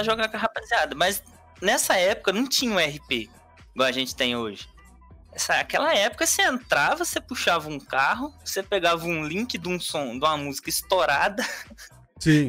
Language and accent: Portuguese; Minas Gerais, Brazil; eu sou de Minas Gerais